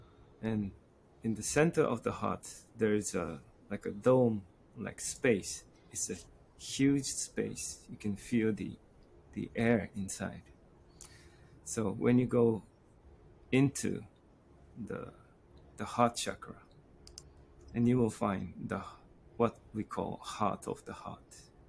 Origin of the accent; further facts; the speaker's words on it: Japan; also born or lived in Morocco / United Kingdom / France / United States; I'm from Japan. I was born in Morocco and moving around in UK and France, United States, different countries. And I settled down in Kyoto for a while